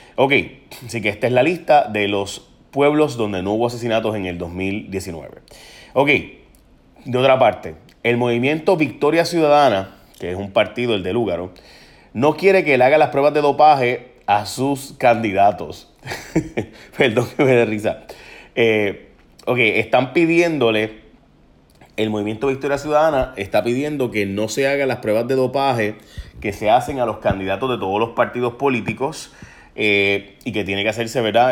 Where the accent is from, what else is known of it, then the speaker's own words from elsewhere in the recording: San Lorenzo, Puerto Rico; en San Lorenzo, mi pueblo